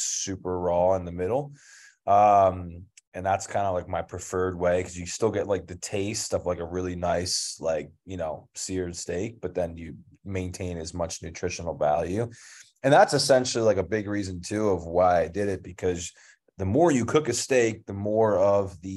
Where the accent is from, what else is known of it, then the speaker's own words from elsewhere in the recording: King of Prussia, Pennsylvania, United States; moved away as an adult; also born or lived in Philadelphia; now in Bali, Indonesia; King of Prussia is where I'm from